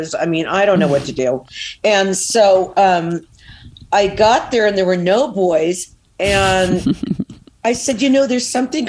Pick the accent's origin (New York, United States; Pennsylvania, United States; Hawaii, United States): New York, United States; now in California, United States; I was born in New York